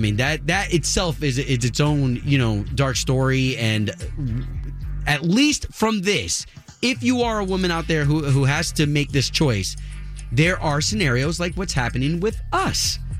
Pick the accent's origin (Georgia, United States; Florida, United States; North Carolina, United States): Florida, United States; Tampa; as a Puerto Rican growing up in Tampa